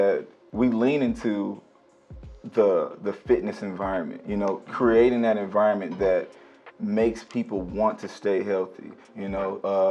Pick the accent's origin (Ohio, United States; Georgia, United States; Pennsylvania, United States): Georgia, United States; East Side; I grew up all around the East Side.